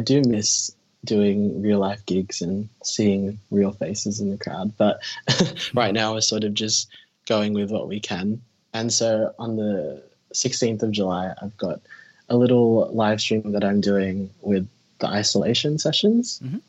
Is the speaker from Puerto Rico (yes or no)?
no; Philippines; even as like I'm Filipino.